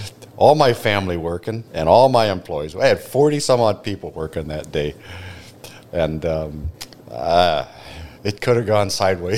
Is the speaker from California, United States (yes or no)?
yes; Glendale, California, United States; moved away as an adult; also born or lived in Humboldt County, California; now in Whatcom County, Washington, United States; Well, I grew up in Southern California. Southern California. And then I moved up into Humboldt County in California to finish a grad degree at Humboldt State